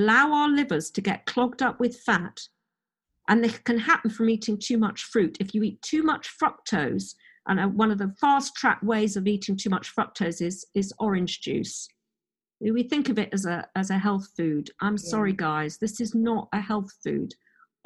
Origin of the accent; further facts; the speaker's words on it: Oxford, South East England, United Kingdom; also born or lived in Madrid, Spain; I grew up in Oxford, university, academic